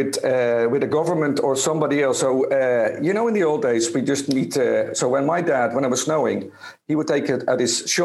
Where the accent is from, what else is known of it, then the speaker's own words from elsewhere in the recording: Spain; I'm from Spain